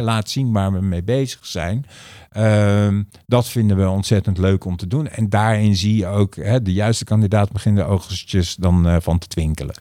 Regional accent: The Hague, South Holland, Netherlands; ik ben van origine Hagenees

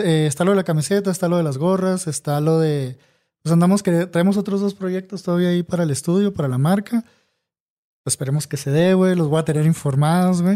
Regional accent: Hermosillo, Sonora, Mexico; acá en Hermosillo, de donde yo soy

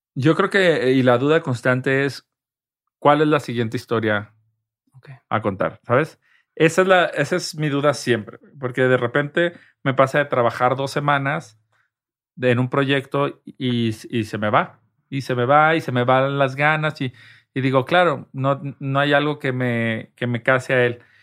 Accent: Guadalajara, Jalisco, Mexico; moved away as an adult; also born or lived in Mexico City / Madrid, Spain; now in Spain; yo soy de Guadalajara, yo en la Ciudad de México soy un foráneo

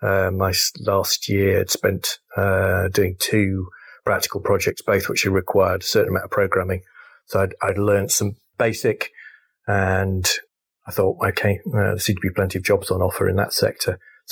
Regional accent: North West England, United Kingdom; Okay, great. So I grew up in Cheshire, went to a local grammar school called Sandbach.

